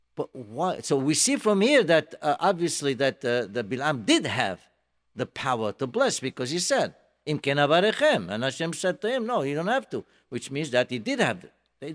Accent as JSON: {"language": "English", "country": "Morocco", "moved": "yes", "lives_now": "United States", "said": "I'm from Morocco"}